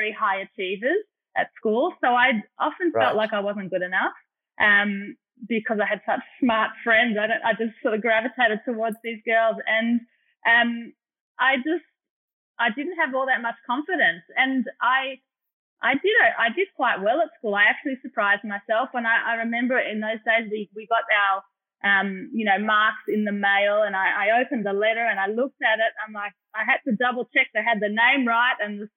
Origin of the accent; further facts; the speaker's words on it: Melbourne, Victoria, Australia; I did grow up here in Melbourne